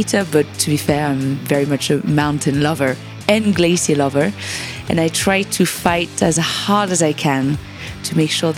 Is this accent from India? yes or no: no; Gruffy, Auvergne-Rhône-Alpes, France; also born or lived in Annecy / Longyearbyen, Svalbard; I grew up in a small village nearby called Gruffy